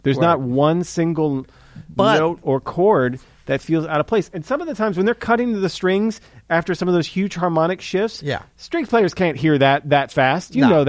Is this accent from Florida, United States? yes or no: no; St. Louis, Missouri, United States; we're from St. Louis